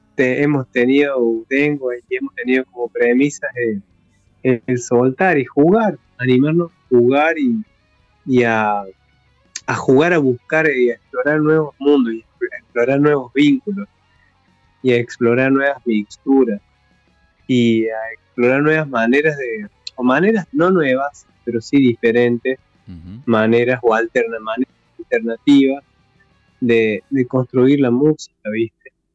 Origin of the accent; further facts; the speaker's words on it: Traslasierra Valley, Córdoba, Argentina; en el Valle detrás de la Sierra, que es de donde yo soy oriundo